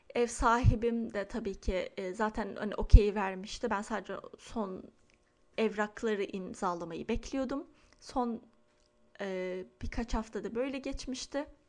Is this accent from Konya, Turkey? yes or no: no; Istanbul, Turkey; moved away as an adult; now in Lake Oswego, United States; benim doğup büyüdüğüm yer Çengelköy